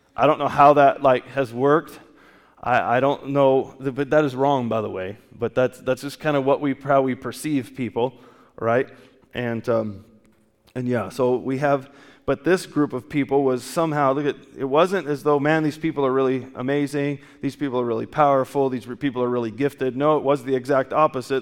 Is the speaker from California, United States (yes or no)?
yes; California, United States; I grew up in California